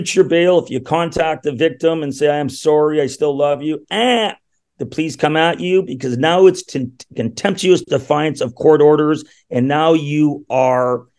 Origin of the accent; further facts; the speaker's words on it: Thunder Bay, Ontario, Canada; now in Toronto, Canada; I'm actually from Thunder Bay, Ontario, the Great White North